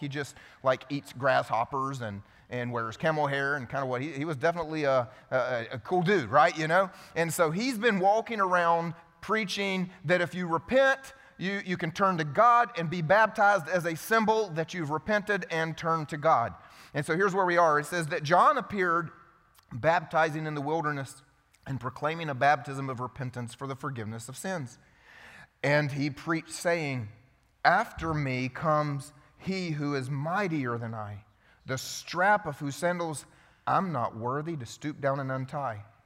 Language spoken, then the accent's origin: English; the South, United States; I grew up in the South, old school generation